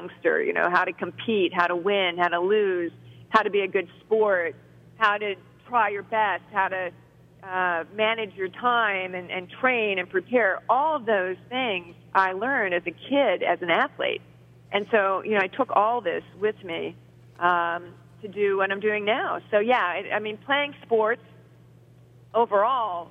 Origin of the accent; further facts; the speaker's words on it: Ohio, United States; also born or lived in Cincinnati, Ohio / Brecksville, Ohio; I was born in Cincinnati and then moved to Brecksville outside of Cleveland when I was 8 years old. I'm a Ohio girl.